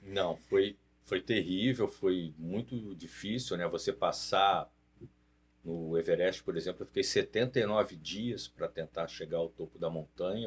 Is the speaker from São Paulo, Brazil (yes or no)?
no; Resende, Rio de Janeiro, Brazil; eu nasci em Resende